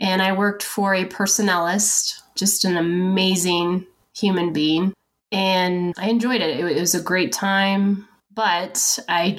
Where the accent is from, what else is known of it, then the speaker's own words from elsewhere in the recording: Washington, United States; moved away as an adult; We moved to Fairchild, which I'm from Washington State. So I was excited to be about 4 hours from my family